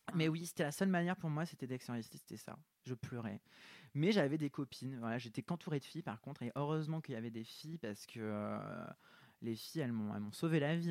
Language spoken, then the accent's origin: French; south of France, France; je viens du sud de la France